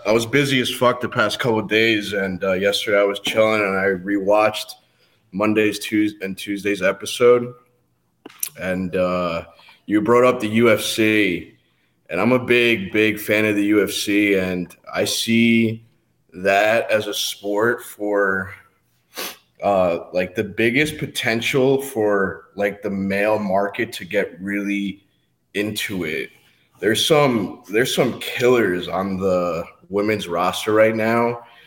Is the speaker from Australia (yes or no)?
no; Guatemala; now in United States; I wasn't born in the U S. I was born in Guatemala